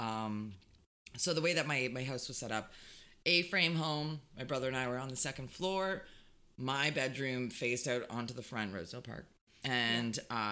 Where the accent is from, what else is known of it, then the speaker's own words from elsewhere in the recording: Hamilton, Ontario, Canada; Growing up in Hamilton